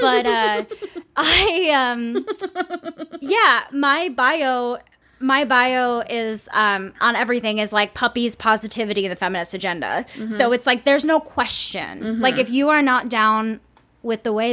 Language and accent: English; Saint Paul, Minnesota, United States; I'm from Minnesota. I mean, I'm from St. Paul